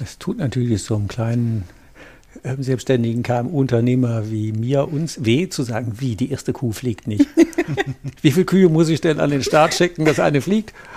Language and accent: German; Rhineland, Germany; bei uns im Rheinland